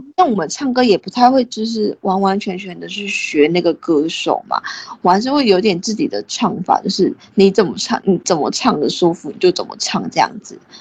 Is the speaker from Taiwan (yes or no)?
yes; Taiwan; 我们是在台湾长大的嘛